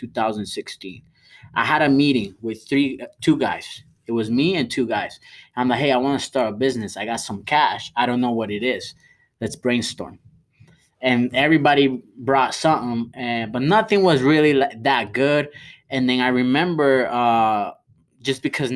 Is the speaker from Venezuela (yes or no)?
yes; Venezuela; now in United States; I'm from Venezuela